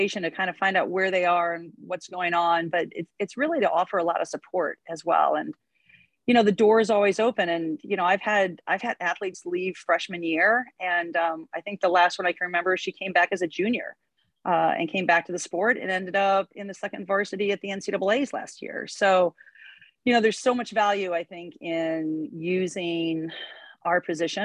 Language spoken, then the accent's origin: English; Iowa, United States; moved away as an adult; also born or lived in Stanford, California; I'm from Iowa originally.